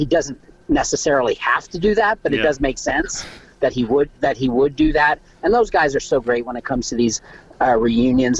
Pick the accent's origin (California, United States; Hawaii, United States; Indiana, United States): California, United States; Los Angeles; I grew up in Los Angeles.